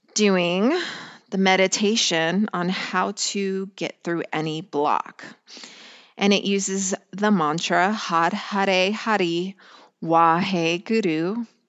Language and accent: English; Colorado, United States; I grew up in a small town in Colorado